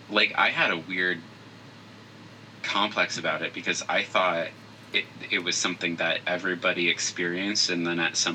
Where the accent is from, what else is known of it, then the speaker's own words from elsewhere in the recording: Phoenix, Arizona, United States; so uh, I'm from Phoenix, Arizona.